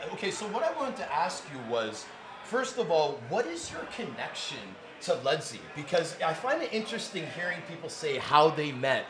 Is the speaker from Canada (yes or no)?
yes; Toronto, Ontario, Canada; we're both Toronto boys, okay?